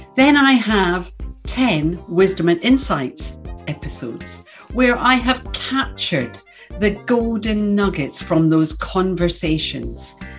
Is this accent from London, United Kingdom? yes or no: no; Glasgow, Scotland, United Kingdom; I'm from Glasgow